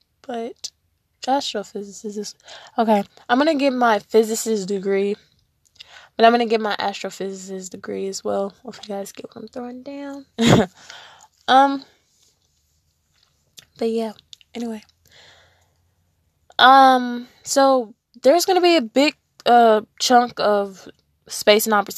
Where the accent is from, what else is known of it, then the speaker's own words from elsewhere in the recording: Texas, United States; also born or lived in Las Vegas, Nevada; I've lived in Texas most of all my life, but I moved away from Texas to do my senior year at Spring Valley High School in Las Vegas